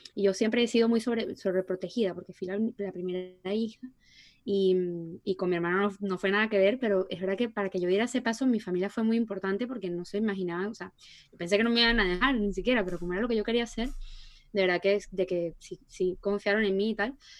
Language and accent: Spanish; Puerto La Cruz, Anzoátegui, Venezuela; moved away; nosotros no somos de Caracas, somos de Puerto, que va de Puerto La Cruz